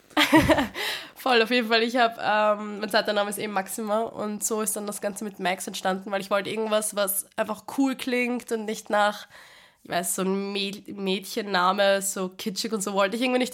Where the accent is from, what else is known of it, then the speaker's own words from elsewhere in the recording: Vienna, Austria; meine Heimatskirche im 16. bei uns in Wien, im 16. Bezirk. Und da habe ich als kleines Mädel immer gesungen